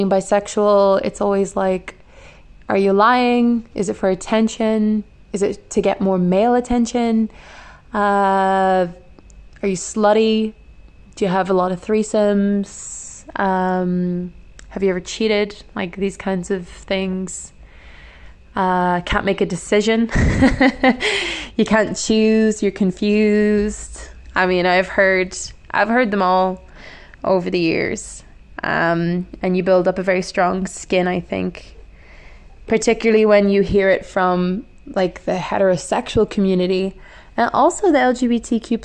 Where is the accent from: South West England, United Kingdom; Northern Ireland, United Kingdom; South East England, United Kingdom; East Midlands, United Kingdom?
Northern Ireland, United Kingdom; moved away as an adult; now in Guangzhou, China; I come from Northern Ireland